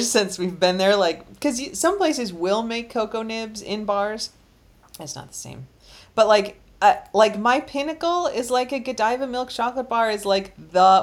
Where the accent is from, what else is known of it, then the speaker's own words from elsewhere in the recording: Chicago, Illinois, United States; I grew up in Chicago where Fannie Mae was like the main chocolatier